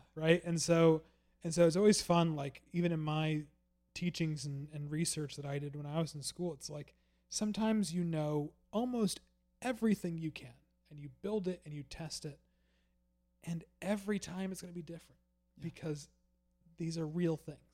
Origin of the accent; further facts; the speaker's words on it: Massachusetts, United States; I grew up in Massachusetts